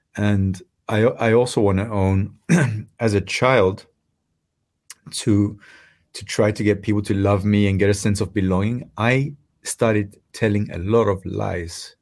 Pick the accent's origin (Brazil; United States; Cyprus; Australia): Cyprus; moved away; I come from Cyprus